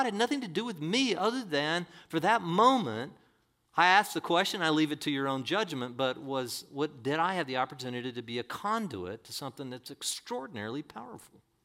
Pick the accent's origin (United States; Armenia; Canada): United States; La Quinta, California; I'm a La Quintaite